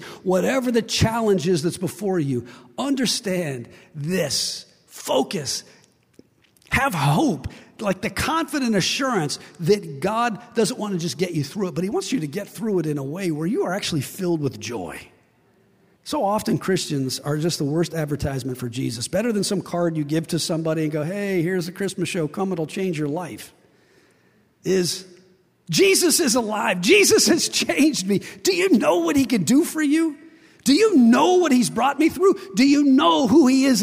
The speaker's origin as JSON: {"language": "English", "region": "West Virginia", "country": "United States", "said": "I'm from West Virginia."}